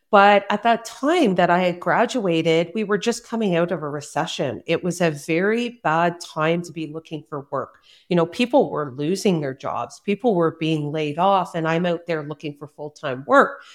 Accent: Cobourg, Ontario, Canada; also born or lived in South Korea; my hometown of Coburg, Ontario

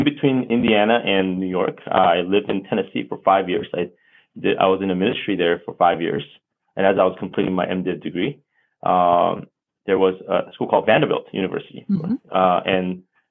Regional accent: Seoul, South Korea; first language Korean; English is a second language; now in United States; I was born in Korea, Seoul, Korea, and I was raised there

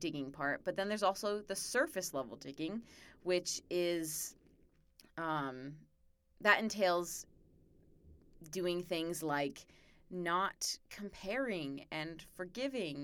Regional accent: Arizona, United States; I'm from Arizona

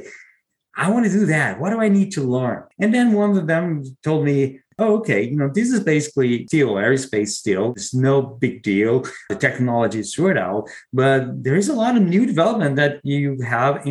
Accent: Brazil; moved away as an adult; now in United States; I'm originally from Brazil.

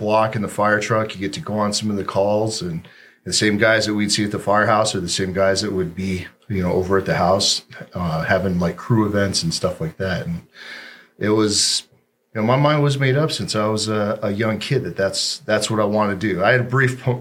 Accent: Gilbert, Arizona, United States; So I grew up right here in Arizona. I'm a native, Gilbert, Arizona.

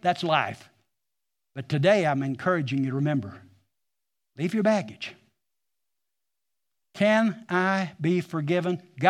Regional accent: Missouri, United States; I grew up almost in Taney County, but I was still in Christian County, on Dry Holler Road that runs into Bull Creek, that runs into Lake Taneycomo. That's where I was raised.

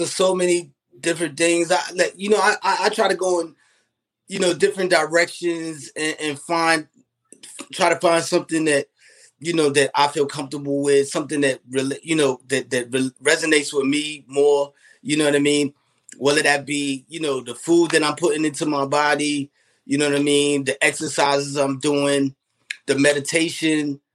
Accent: New York City, New York, United States; I'm from Queens

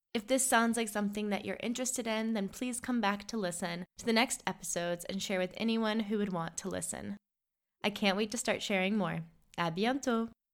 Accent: United States; moved away as an adult; now in Paris, France; I'm an American living in Paris

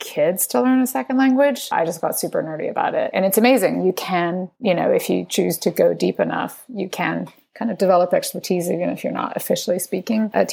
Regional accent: Spain; now in United States; I was raised in Spain and my family's from Venezuela. I live in the United States

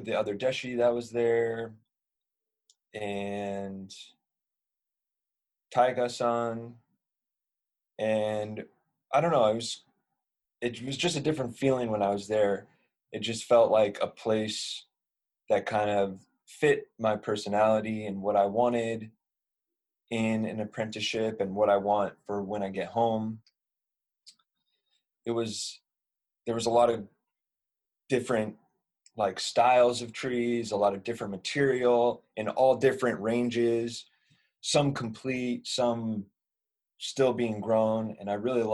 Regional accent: Northern California, United States; moved away as an adult; now in Japan; I'm from Northern California, and I am doing a apprenticeship

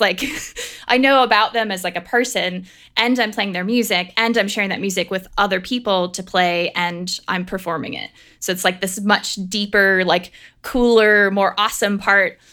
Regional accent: Pennsylvania, United States; I grew up in Pennsylvania

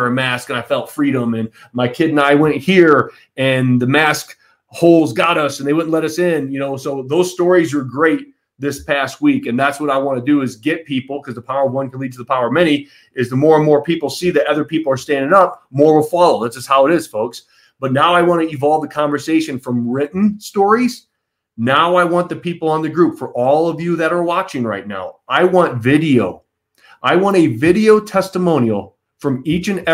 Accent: Michigan, United States; my fellow Michiganders.

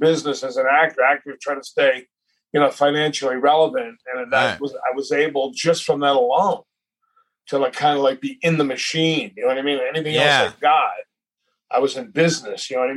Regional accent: Somerville, Massachusetts, United States; also born or lived in Boston; now in New Hampshire, United States; I was born in Boston, grew up in Somerville, which touches Boston

